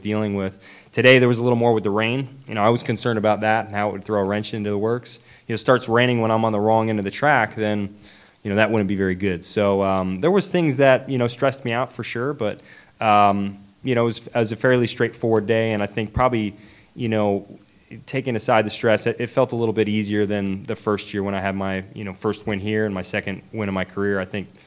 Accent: Nashville, Tennessee, United States; I'm from Nashville

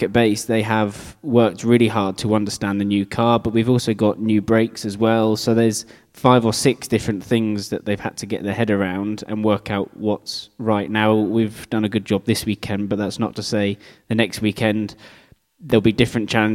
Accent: United Kingdom; being British, I grew up driving in slicks in the rain

